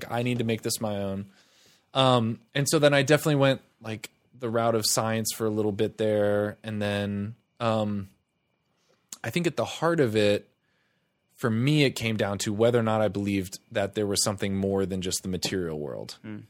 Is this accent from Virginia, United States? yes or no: no; Tampa, Florida, United States; We moved around a lot, but for the most part, Tampa.